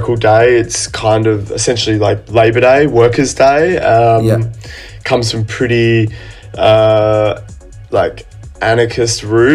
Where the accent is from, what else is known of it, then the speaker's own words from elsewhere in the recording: Australia; my home country